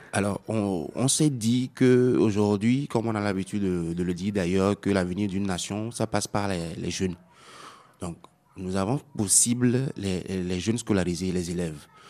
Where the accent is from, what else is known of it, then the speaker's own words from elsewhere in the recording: Tsévié, Maritime, Togo; je viens de la commune de Zio 1, euh, dans le chef-lieu à à 35 km, qui est situé à 35 km de, de Lomé